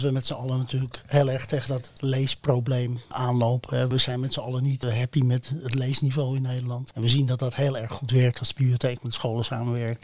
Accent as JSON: {"language": "Dutch", "region": "Flanders", "country": "Belgium", "said": "ik als Vlaming"}